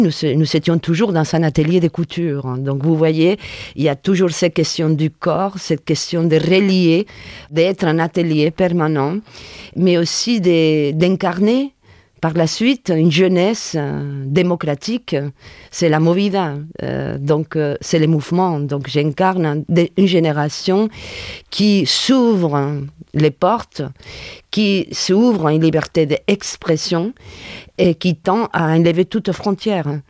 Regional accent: Sagunto, Valencian Community, Spain; French is a second language; now in France; Je suis originaire euh, de des Puerto de Sagunto, un port de mer, à 20 km de Valencia, en Espagne.

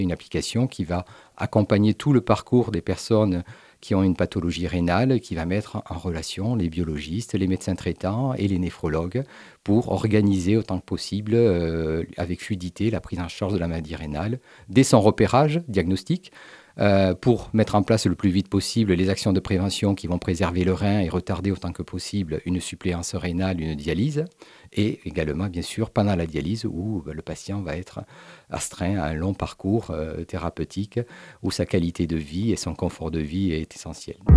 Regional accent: Montpellier, Occitania, France; on est natif de Montpellier, vous comprenez, j'ai pendant 17 ans été à la direction générale de l'Institut cancer de Montpellier, donc c'est une ville à laquelle je suis particulièrement attaché. J'ai fait mes études également ici à Montpellier

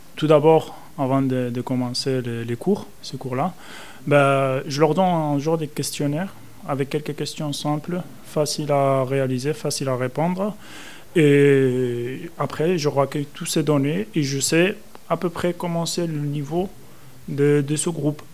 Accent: Spain; French is a second language; moved away as an adult; now in France; je viens de l'Espagne. Et du coup, euh, mes études, je les ai réalisées en Espagne

